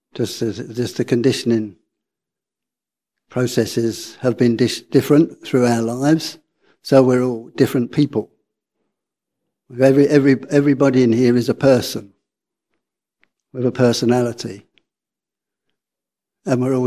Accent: London, United Kingdom; accent: working class; I'm working class. You can probably hear from my accent. I was born in North London

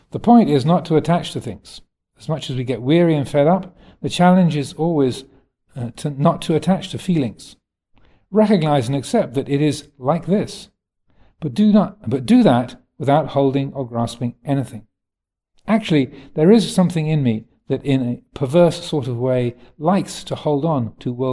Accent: England, United Kingdom; It's being English, I can, can say that.

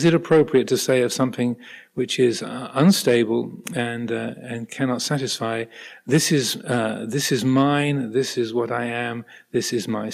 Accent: United Kingdom; I'm British. I have a British passport and American passport. I have dual nationality.

